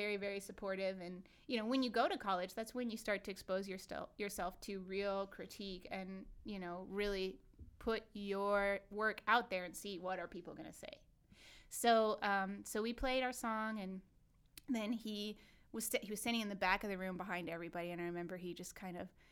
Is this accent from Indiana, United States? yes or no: yes; Indiana, United States; from Indiana